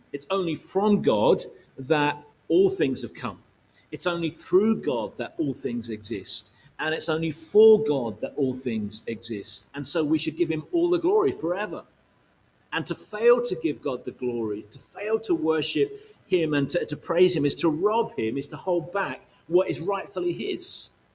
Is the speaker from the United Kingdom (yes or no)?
yes; United Kingdom; emotionally challenged Brits